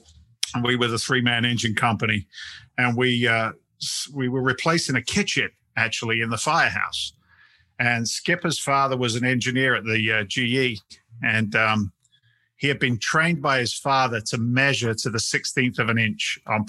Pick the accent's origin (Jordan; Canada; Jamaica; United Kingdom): United Kingdom; England; moved away; But you know, I'm actually an immigrant. I came from England back in 1986.